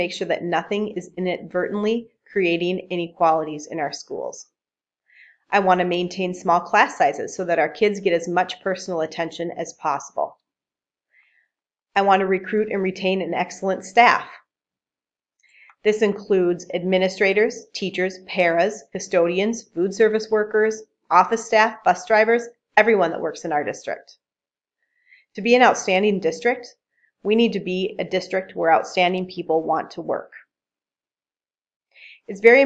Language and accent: English; New Brighton, Minnesota, United States; now in Buffalo, United States; I grew up in New Brighton, Minnesota, and graduated from Irondale High School